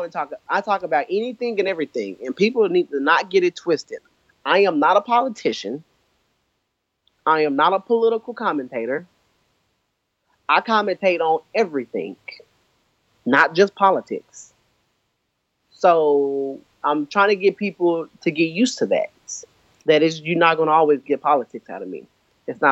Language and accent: English; Oklahoma City, Oklahoma, United States; also born or lived in Texas; I was born and raised in Oklahoma.